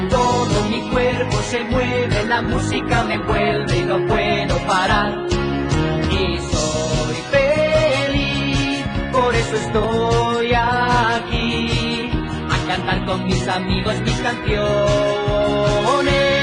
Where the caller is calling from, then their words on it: Guadalajara, Jalisco, Mexico; Hola Teo, ¿cómo estás? … de Guadalajara y me gustaría la canción de...